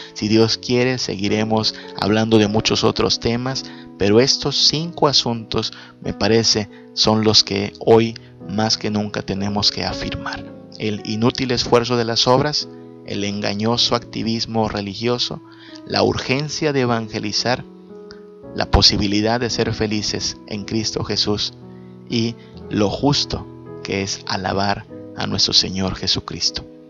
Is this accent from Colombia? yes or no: no; Yucatán Peninsula, Mexico; Acá en la península le decimos a esto ser chechón, ser llorón.